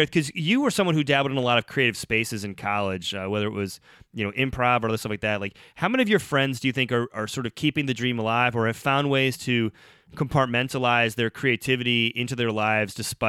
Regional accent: Oxford, Ohio, United States; born or raised there

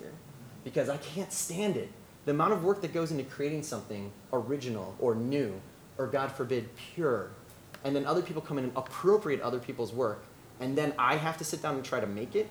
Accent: Chicago, Midwest, United States; moved away as an adult; now in Los Angeles, United States; I come from the Midwest, hard work ethic, chip on your shoulder

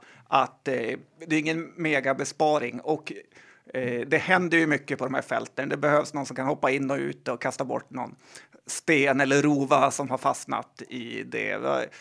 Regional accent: Västerbotten County, Sweden; jag är ju från Västerbotten

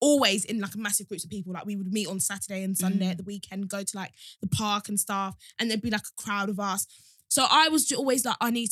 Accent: Kent, South East England, United Kingdom; also born or lived in Bromley; growing up in Kent, I didn't actually really have black friends in Kent.

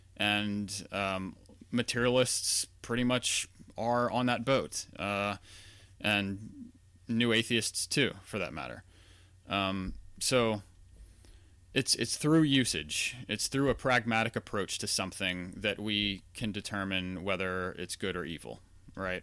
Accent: Louisiana, United States; I grew up in Louisiana, not far from New Orleans

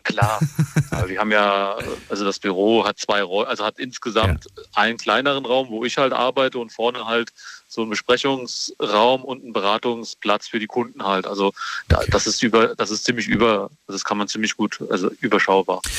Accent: Limburg an der Lahn, Hesse, Germany; Ich bin nicht aus Niederlimburg, ich bin aus Limburg.

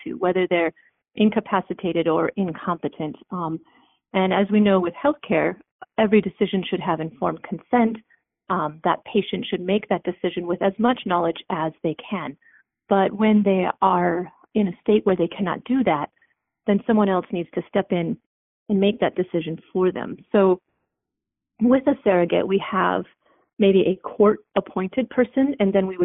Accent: South Dakota, United States; also born or lived in Dallas, Texas / Honduras; I'm from South Dakota

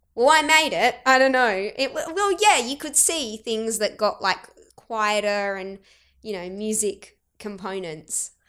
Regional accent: Keith, South Australia, Australia; accent: Australian; first language Arabic; moved away; also born or lived in Adelaide; we were raised in Keith, the moment you stepped out, it was like, "G'day, mate, how's it going?" And so that's why I'm this person that's able to speak Arabic, but I have this Australian accent

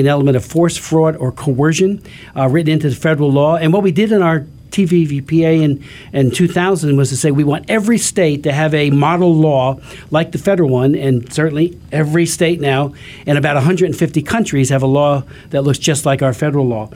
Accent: Hamilton Township, New Jersey, United States; my hometown of Hamilton Township, New Jersey

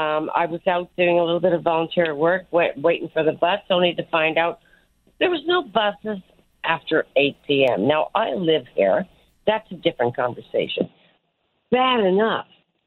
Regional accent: Newfoundland and Labrador, Canada; I'm being the Newfoundlander, being the kind of people that we are

